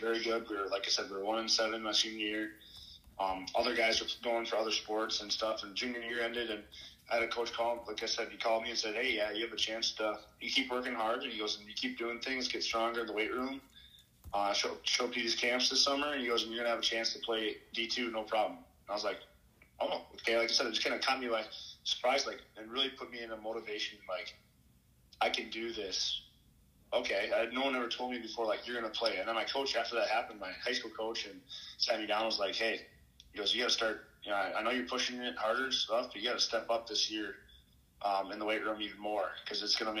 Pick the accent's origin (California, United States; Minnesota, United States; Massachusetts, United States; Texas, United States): Minnesota, United States; Alexandria; Alexandria, Minnesota